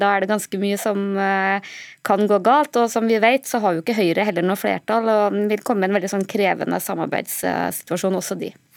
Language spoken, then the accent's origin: Norwegian; Trøndelag, Norway; som en trønder